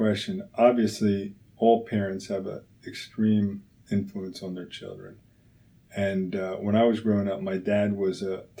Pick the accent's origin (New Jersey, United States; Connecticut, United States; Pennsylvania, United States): Pennsylvania, United States; Philadelphia; And so grew up in Penwyn, and of course, to me, everything's Philly. When somebody says, where are you from? I would just say Philly.